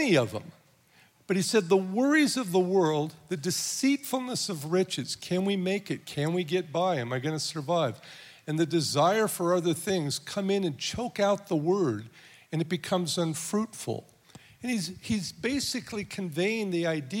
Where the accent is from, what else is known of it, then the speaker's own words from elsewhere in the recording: Southern California, United States; moved away; I'm from Southern California